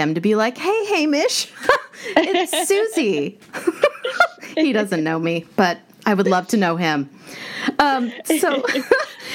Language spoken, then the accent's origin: English; United States; As an American